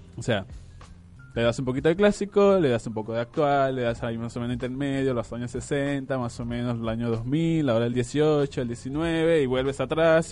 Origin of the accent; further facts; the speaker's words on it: Venezuela; now in Argentina; soy venezolano